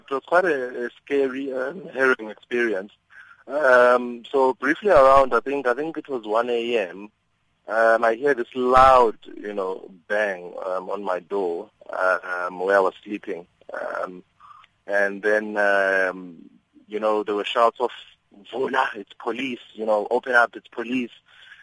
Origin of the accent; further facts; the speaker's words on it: South Africa; If I feel violated as a civilian, as a South African, as a civilian, then they need to accept that.